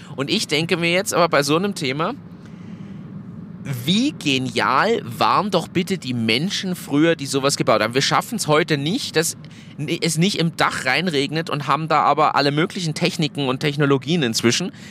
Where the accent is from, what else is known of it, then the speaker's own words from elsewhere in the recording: Germany; now in Austria; als Deutscher, der einen deutschen Führerschein hatte, in Österreich lebt und dort jetzt den Hauptwohnsitz hat